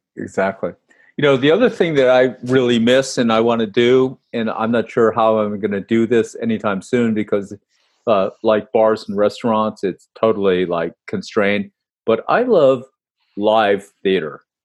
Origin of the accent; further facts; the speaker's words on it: New York, United States; moved away as an adult; also born or lived in Kentucky; I'm from New York